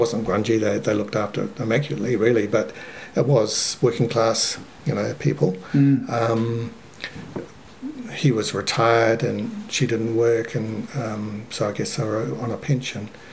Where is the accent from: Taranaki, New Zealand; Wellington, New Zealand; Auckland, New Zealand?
Wellington, New Zealand; Lower Hutt; also born or lived in Christchurch; I was born in Christchurch, and then when I was about four or five, um, the family moved to Lower Hutt. So my I went to Hutt Valley High